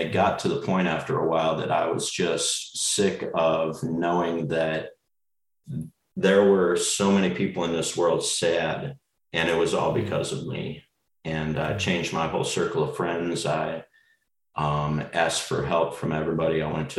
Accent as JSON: {"language": "English", "town": "Las Vegas", "region": "Nevada", "country": "United States", "tie": "born or raised there", "said": "I was born in Nevada. I lived in Las Vegas for most of my life"}